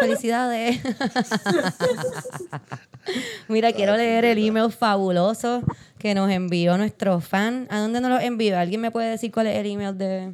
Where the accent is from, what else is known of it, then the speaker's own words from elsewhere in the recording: San Juan, Puerto Rico; yo soy de Santurce